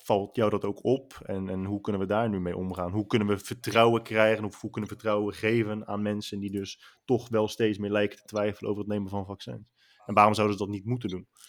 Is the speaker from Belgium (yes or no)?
no; Netherlands; Wij stellen nu als Nederlanders